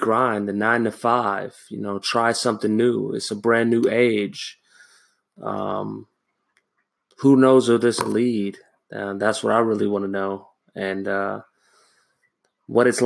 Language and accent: English; Los Angeles, California, United States; moved away as an adult; now in Japan; I am originally from Los Angeles